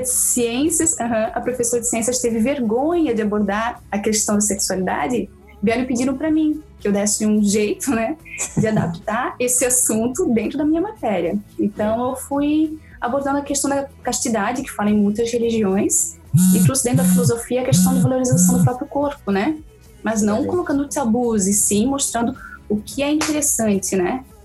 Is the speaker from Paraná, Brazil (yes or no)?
no; Brusque, Santa Catarina, Brazil; sou de Brusque, Santa Catarina